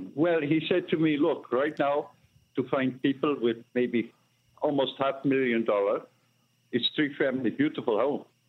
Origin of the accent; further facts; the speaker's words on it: India; English is a second language; moved away as an adult; now in Elizabeth, United States; I am Indian American. I come to America 22 years ago